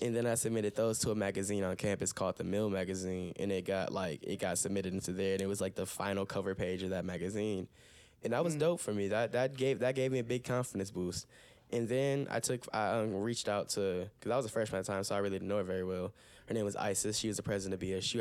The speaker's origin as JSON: {"language": "English", "town": "Toledo", "region": "Ohio", "country": "United States", "said": "I'm from Toledo, Ohio. Mm. Definitely based here"}